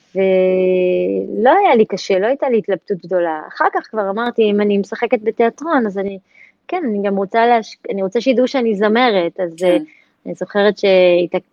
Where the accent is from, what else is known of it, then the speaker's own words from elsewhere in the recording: Tel Aviv, Tel Aviv District, Israel; בית ספר תל חי, בדרך הטייסים בתל אביב, מעפילי אגוז, שם גדלתי